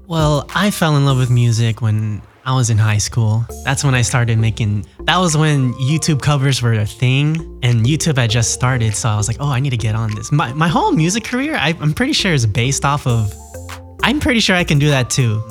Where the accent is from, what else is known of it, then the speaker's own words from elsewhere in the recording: United States; Growing up as a Filipino American in America wasn't the most glamorous